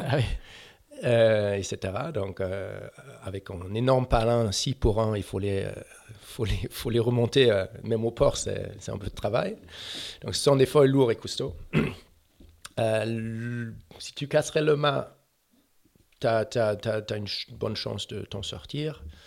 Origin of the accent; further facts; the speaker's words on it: Germany; French is a second language; je suis allemand